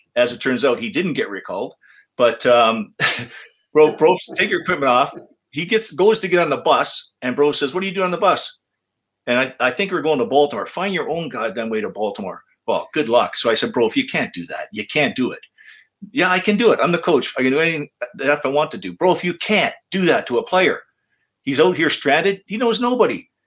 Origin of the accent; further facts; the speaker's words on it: Canada; I'm a Canadian.